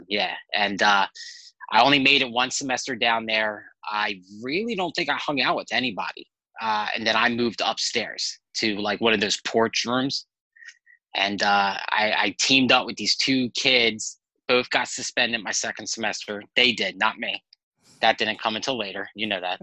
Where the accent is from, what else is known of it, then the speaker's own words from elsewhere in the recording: Hamilton, New Jersey, United States; I actually came to my hometown and started meeting with pastors. And somehow I got this job. It was like just weird how it fell into my lap. They asked me to come be their youth pastor. I was there for years. About 6 years. It was with Assembly of God down here in South Jersey in Hamilton